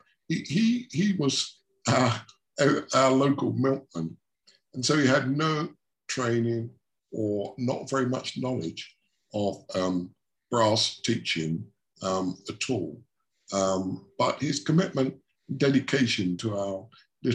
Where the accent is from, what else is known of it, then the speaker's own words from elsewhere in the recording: Shoeburyness, East of England, United Kingdom; I grew up in Shoeburyness, which is a small town down in Essex